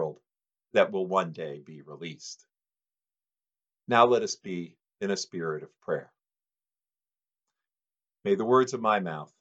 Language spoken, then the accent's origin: English; Detroit, Michigan, United States; moved away; I was born in Detroit